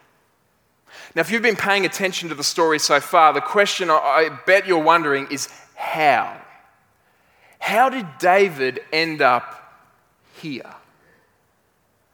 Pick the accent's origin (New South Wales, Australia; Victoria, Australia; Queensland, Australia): Queensland, Australia; Brisbane